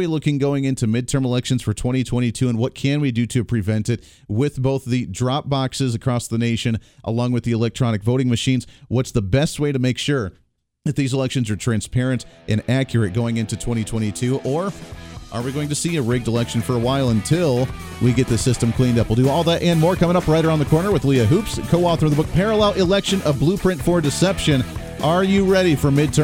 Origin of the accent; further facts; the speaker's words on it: Kansas, United States; I'm from Kansas. I'm in right in the middle of the country here. And I like the way we do things in Kansas